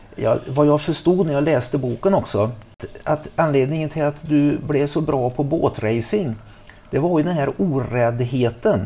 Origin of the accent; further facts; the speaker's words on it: Trollhättan, Västra Götaland, Sweden; moved away; hemma i Trollhättan